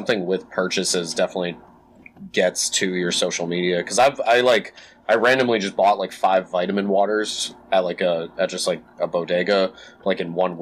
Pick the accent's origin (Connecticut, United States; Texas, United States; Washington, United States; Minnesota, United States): Connecticut, United States; Newtown; I'm from Newtown